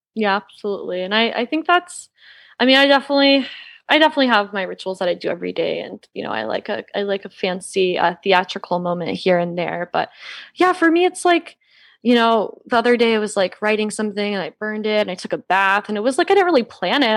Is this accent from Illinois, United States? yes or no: no; Georgia, United States; now in Los Angeles, United States; I grew up in the Bible Belt. I grew up in Georgia